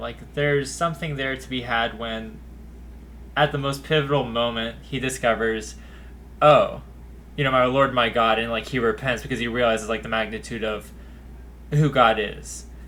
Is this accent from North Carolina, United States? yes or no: yes; Youngsville, North Carolina, United States; I grew up in Youngsville, North Carolina